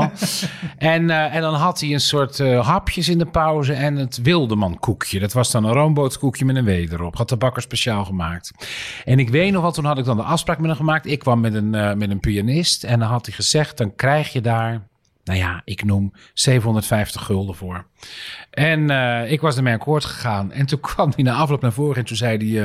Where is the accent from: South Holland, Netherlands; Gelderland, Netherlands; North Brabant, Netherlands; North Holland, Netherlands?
South Holland, Netherlands; Dirksland; moved away; het is een boerenland waar ik vandaan kom. omgeven door, uh, door meren en zee